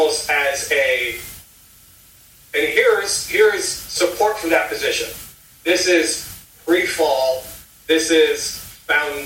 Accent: Indiana, United States; also born or lived in South Carolina; now in Ohio, United States; I used to live in South Carolina. I now live in Ohio. I grew up in Indiana

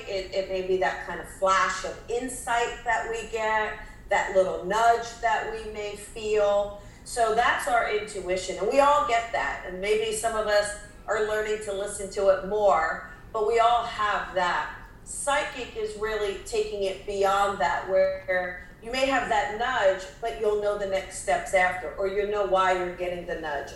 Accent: New Jersey, United States; I'm from New Jersey.

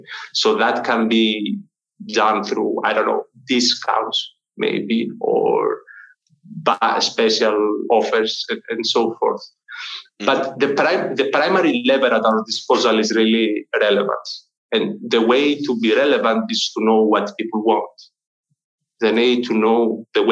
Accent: Greece; I'm from Greece.

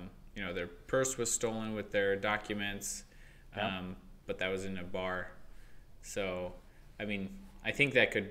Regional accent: United States; moved away; also born or lived in Moscow, Russia / St. Petersburg, Russia; Because I was American.

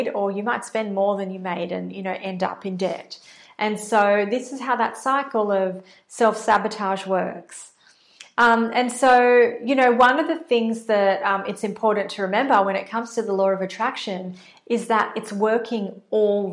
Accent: Australia; accent: Australian; I'm based in Australia, in case you can't tell from my accent.

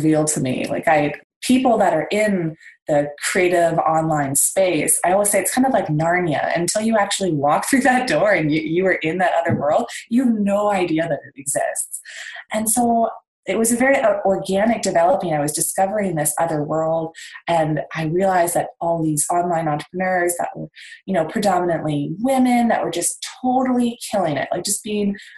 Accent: Victoria, British Columbia, Canada; I am from Victoria, BC in Canada

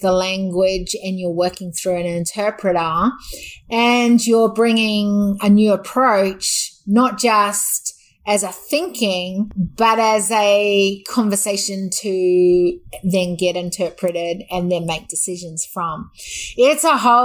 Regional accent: New Zealand; moved away as an adult; now in Australia; I was brought up half my life, actually less than half my life now, scariest truth, was in New Zealand. And I've actually lived and spent more years as an Australian

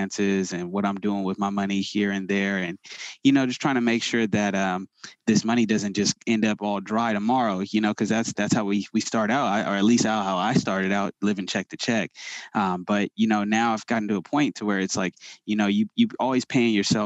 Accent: Sacramento, California, United States; I grew up in the Sacramento area

